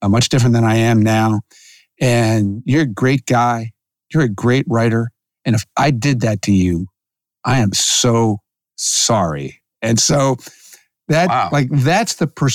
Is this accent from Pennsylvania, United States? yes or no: yes; Philadelphia, Pennsylvania, United States; growing up in Philadelphia.